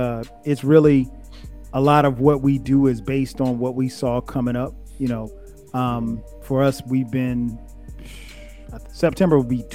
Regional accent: South Carolina, United States; I'm from the South, you know, I'm from a small country town in South Carolina.

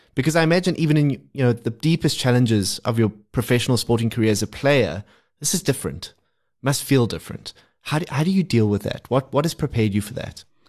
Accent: South Africa; as South African fans

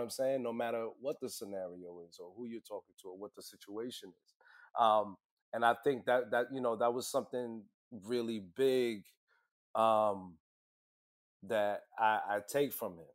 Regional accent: New York City, New York, United States; I'm from Brooklyn, born and raised

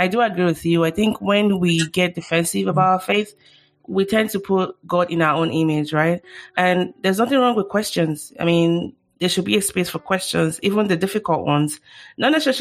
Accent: Nigeria; now in United States; I grew up in Nigeria as well

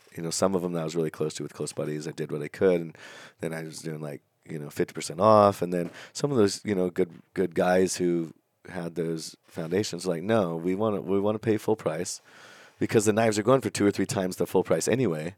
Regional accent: Napa Valley, California, United States; I grew up up in Napa Valley

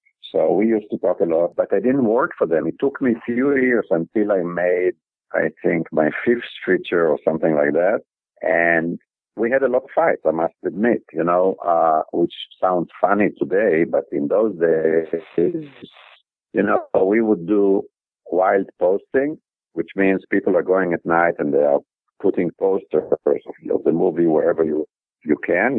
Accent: Israel; I was born and raised in Israel.

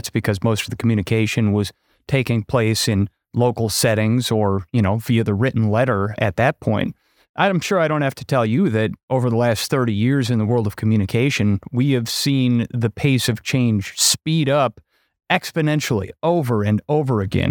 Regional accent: Wisconsin, United States; accent: Wisconsin; my Wisconsin accent

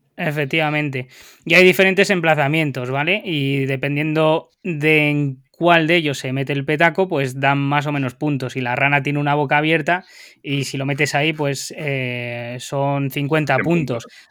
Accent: León, Castile and León, Spain; yo en León es donde más lo he jugado porque soy de ahí

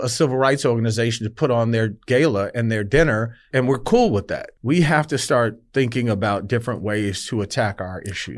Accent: Detroit, Michigan, United States; I grew up in Detroit

